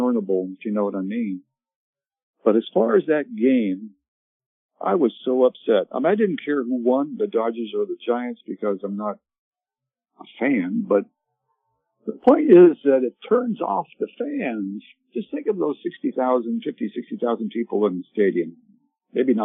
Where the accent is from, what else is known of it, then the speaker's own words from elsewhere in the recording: Canada; also born or lived in Ottawa, Canada; now in United States; I grew up in Canada